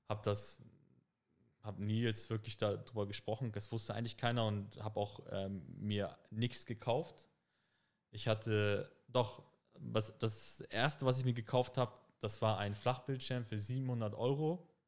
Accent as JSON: {"language": "German", "region": "Hamburg", "country": "Germany", "tie": "born or raised there", "said": "ich bin in Harburg aufgewachsen, auch im, im Phoenixviertel"}